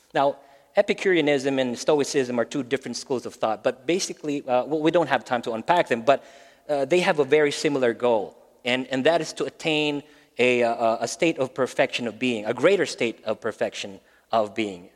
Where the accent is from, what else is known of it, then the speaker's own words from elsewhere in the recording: Philippines; English is a second language; moved away as an adult; also born or lived in Maryland, United States; now in Phoenix, United States; we're originally from the Philippines. We've been in the States for about 12 years now.